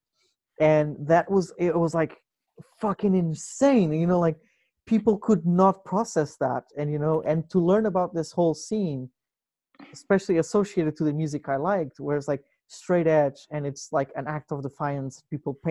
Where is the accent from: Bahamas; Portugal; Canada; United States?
Portugal; moved away; where I come from, like growing up in Portugal